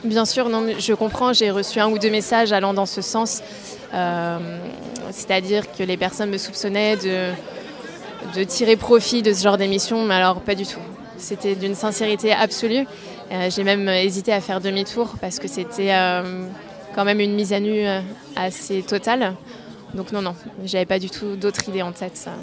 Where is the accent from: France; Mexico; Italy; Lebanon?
France; Nantes, Pays de la Loire; je suis née à Nantes et je n'ai jamais quitté cette ville